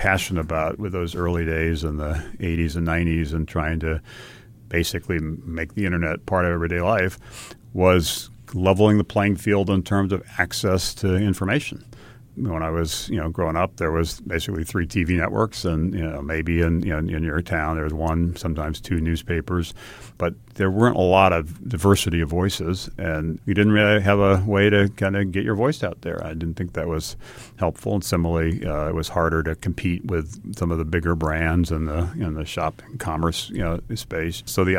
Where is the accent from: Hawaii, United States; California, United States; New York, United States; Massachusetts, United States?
Hawaii, United States; And I'd say I grew up in Hawaii, and Hawaii, like many parts of the country, is a wonderful place, but tends to be a little cautious, a little risk averse.